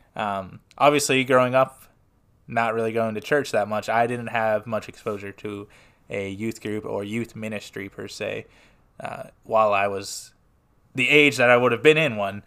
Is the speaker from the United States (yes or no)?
yes; Smyrna, Tennessee, United States; I am from Smyrna, Tennessee, which is just southeast of Nashville